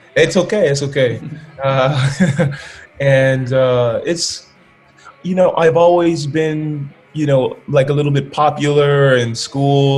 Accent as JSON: {"language": "English", "region": "California", "country": "United States", "said": "I'm from California, so it's a lot of Latin culture there."}